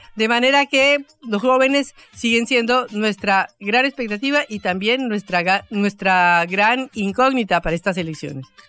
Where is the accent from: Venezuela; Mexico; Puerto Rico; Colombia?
Colombia; now in Buenos Aires, Argentina; en Colombia, en mi país